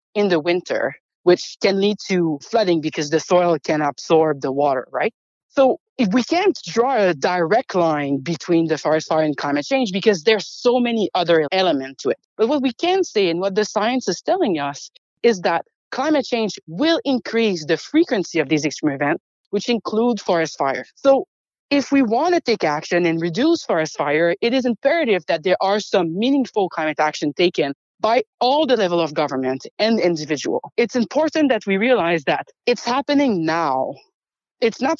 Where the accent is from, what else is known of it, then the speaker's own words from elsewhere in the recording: Canada; As Canadian